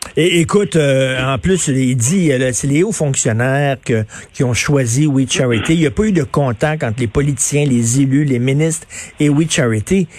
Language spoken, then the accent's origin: French; Montreal, Quebec, Canada; je viens de Verdun, je viens d'un milieu euh, très modeste, ouvrier. Mon père travaillait dans une shop